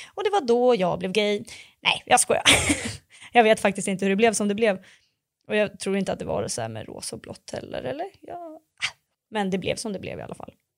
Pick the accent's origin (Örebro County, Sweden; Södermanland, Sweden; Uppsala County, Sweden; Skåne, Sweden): Örebro County, Sweden; Örebro; now in Stockholm, Sweden; jag bor i Stockholm, men jag växte upp i Örebro